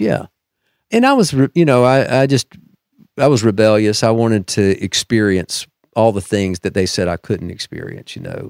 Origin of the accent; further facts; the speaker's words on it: Deep South, United States; I'm a product of the Deep South, so, you know, like many, uh, from there, I was raised in the Southern Baptist Church